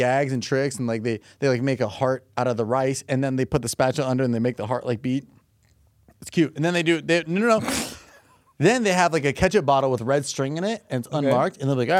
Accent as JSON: {"language": "English", "region": "California", "country": "United States", "said": "I'm from California."}